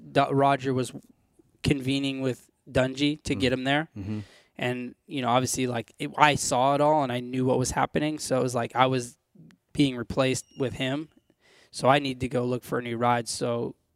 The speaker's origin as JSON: {"language": "English", "region": "California", "country": "United States", "tie": "born or raised there", "said": "I was born and raised in California"}